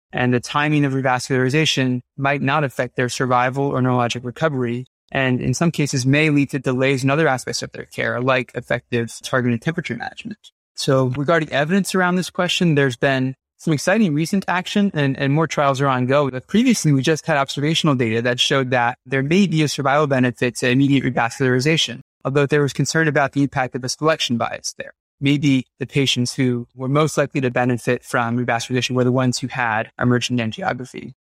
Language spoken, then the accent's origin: English; New York, United States; moved away as an adult; also born or lived in Massachusetts, United States; now in Los Angeles, United States; I'm from New York originally